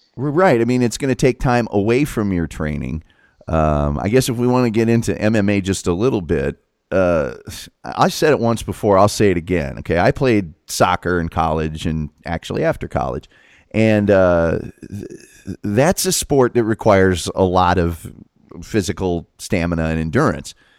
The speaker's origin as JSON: {"language": "English", "area": "Hamilton County", "region": "Indiana", "country": "United States", "tie": "born or raised there", "said": "I grew up in Hamilton County"}